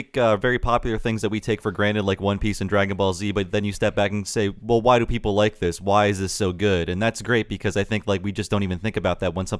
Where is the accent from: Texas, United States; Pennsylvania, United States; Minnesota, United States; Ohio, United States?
Ohio, United States; Youngstown; I'm from Youngstown, Ohio.